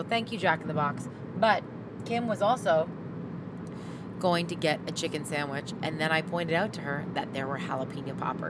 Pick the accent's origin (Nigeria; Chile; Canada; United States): Canada; Saskatchewan; moved away; I grew up in Saskatchewan where there's lots of driving involved.